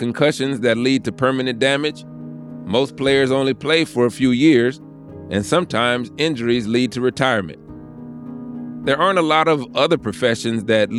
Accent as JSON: {"language": "English", "region": "the South", "country": "United States", "tie": "born or raised there", "said": "I grew up in the South, where football is a part of the cultural DNA."}